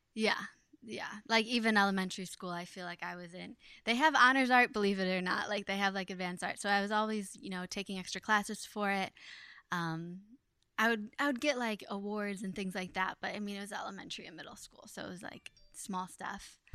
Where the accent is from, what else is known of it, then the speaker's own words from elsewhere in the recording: Ohio, United States; now in New York, United States; I like growing up in Ohio because it wasn't so busy